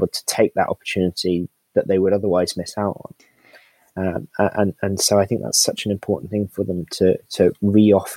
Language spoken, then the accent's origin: English; United Kingdom; we're British